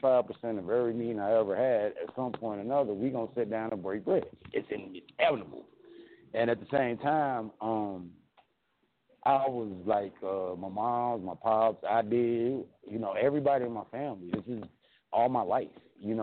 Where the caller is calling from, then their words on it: Mesa, Arizona, United States; Well, I'm calling from sunny Mesa, Arizona. It's about 98 degrees. It's really bright and sunny.